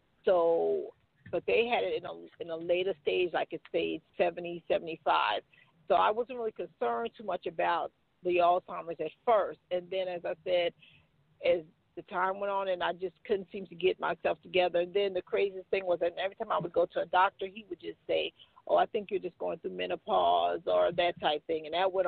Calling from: Macon, Georgia, United States; I'm calling you from Macon, Georgia.

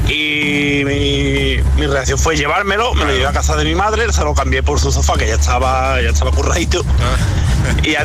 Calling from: Jerez, Andalusia, Spain; de Jerez.

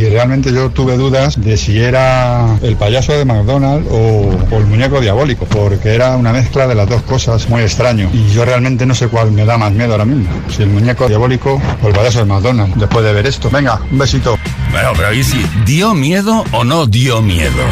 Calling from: Málaga, Andalusia, Spain; de Málaga.

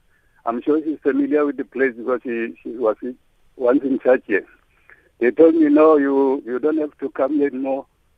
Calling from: Seshego, Limpopo, South Africa; I'm calling from Seshego. I'm a 65-year-old man

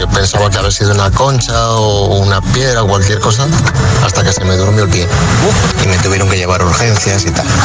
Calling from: Fuenlabrada, Community of Madrid, Spain; Hola, eh, … … de Fuenlabrada

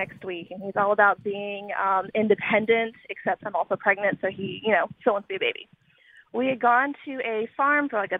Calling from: Raleigh, North Carolina, United States; I am calling from Raleigh.

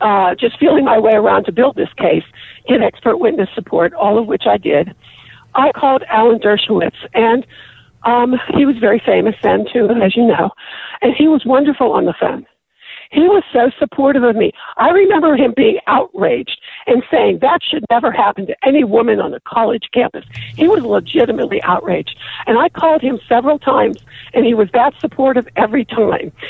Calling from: Pittsburgh, Pennsylvania, United States; I'm calling from Pittsburgh.

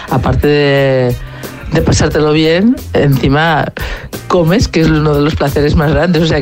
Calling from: Berga, Catalonia, Spain; de Berga.

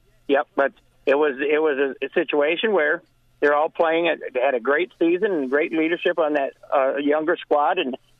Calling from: Florida, United States; No, I am calling you from Roger Williams Field.

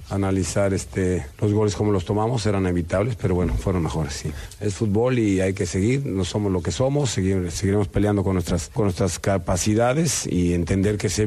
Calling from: Tlalpan, Mexico City, Mexico; Muy buenas noches … de la Alcaldía de Tlalpan.

